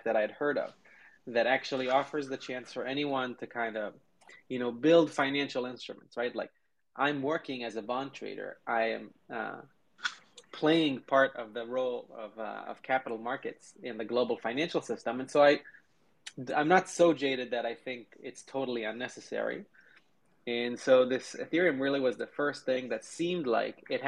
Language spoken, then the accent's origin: English; Israel; moved away as an adult; now in United States; I grew up in Israel